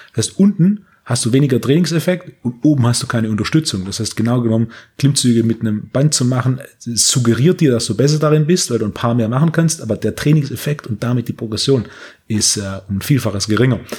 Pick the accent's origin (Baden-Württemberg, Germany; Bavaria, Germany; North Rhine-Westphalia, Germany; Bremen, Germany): Baden-Württemberg, Germany; Herrenberg; wir hatten so ein Tabakgeschäft in Herrenberg, wo ich herkomme.